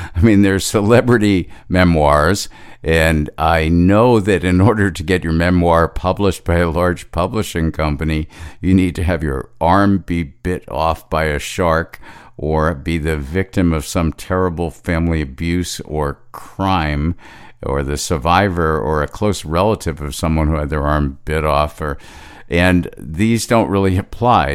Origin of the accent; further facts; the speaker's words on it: Long Island, New York, United States; growing up on Long Island in the late sixties, early seventies